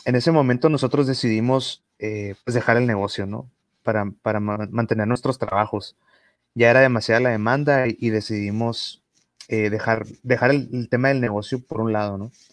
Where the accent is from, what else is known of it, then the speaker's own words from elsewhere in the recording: northern Mexico, Mexico; como norteños